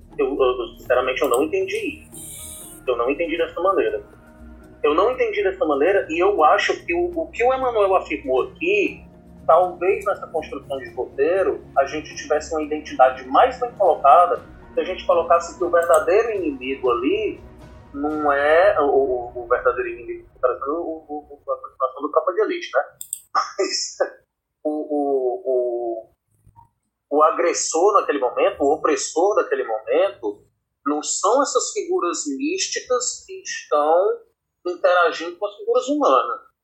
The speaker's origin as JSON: {"language": "Portuguese", "country": "Brazil"}